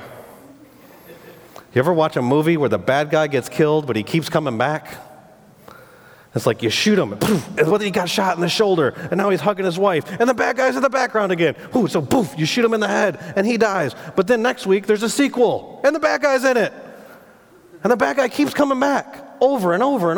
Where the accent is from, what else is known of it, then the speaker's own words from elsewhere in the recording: Michigan, United States; I grew up in Michigan